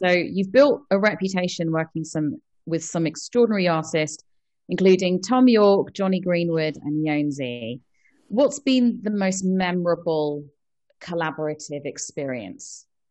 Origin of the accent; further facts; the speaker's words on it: London, United Kingdom; I grew up in London